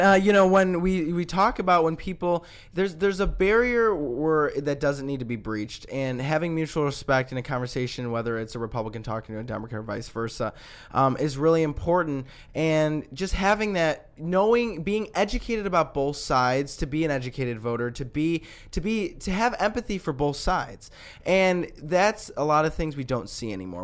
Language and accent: English; Lombard, Illinois, United States; my hometown, Lombard.